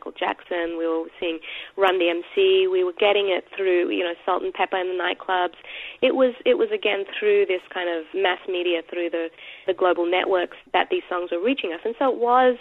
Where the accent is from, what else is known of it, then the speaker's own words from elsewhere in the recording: Sydney, New South Wales, Australia; I grew up in Australia. I was born to Indian parents, and I was growing up in a working-class beachside neighbourhood called Maroubra